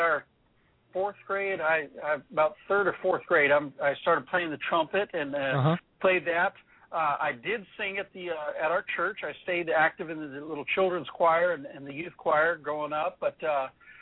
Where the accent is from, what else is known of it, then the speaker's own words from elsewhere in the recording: Orange County, California, United States; now in Alaska, United States; I grew up in Orange County, California.